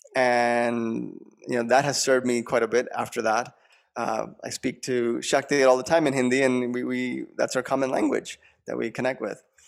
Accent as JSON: {"language": "English", "area": "Long Island", "region": "New York", "country": "United States", "tie": "born or raised there", "said": "I grew up in New York, Long Island"}